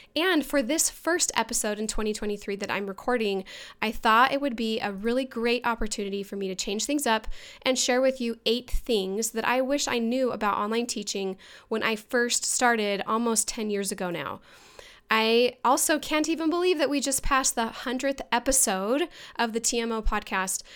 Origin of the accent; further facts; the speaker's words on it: Mesa, Arizona, United States; moved away as an adult; also born or lived in Boston, Massachusetts; I'm actually from Mesa, Arizona